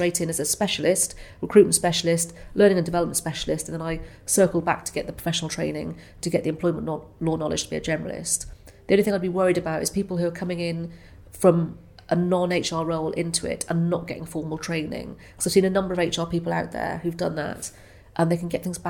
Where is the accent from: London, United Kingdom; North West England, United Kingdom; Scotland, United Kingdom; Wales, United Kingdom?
Wales, United Kingdom; I'm a big Welsh rugby fan. I know I don't sound particularly Welsh, lost my accent, but I'm a huge fan of rugby.